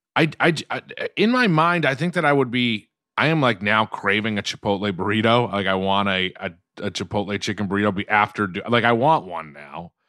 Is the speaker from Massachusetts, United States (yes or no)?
yes; Quincy, Massachusetts, United States; now in Los Angeles, United States; growing up in Quincy